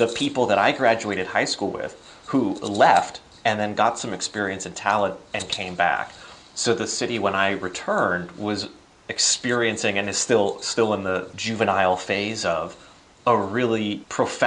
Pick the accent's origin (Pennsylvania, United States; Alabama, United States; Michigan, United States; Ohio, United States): Pennsylvania, United States; Northwest; also born or lived in Washington, D.C.; back in my home state here in Northwest PA